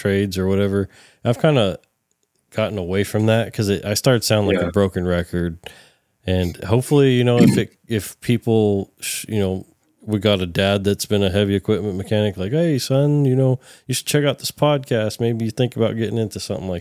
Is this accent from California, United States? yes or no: yes; California, United States; accent: Californian; my Californian accent